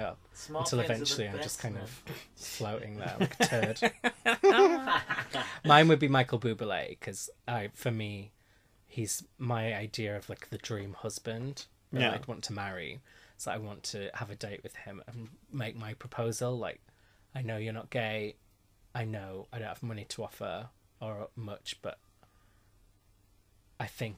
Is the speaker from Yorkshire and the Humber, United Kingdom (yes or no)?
yes; Yorkshire and the Humber, United Kingdom; I'm from Yorkshire